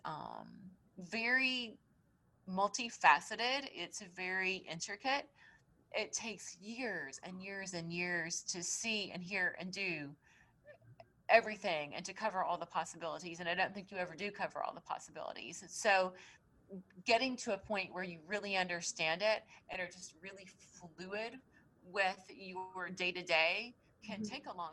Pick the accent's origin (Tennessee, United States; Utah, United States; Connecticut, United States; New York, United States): Tennessee, United States; because I came here from Tennessee. I didn't know anybody. I didn't know my way around.